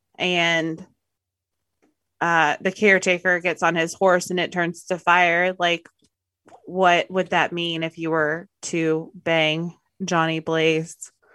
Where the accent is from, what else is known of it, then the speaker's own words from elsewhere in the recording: the South, United States; I am from the South